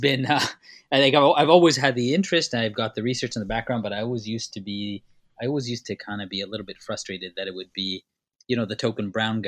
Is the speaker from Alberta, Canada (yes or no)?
no; Winnipeg, Manitoba, Canada; born or raised there; also born or lived in Tanzania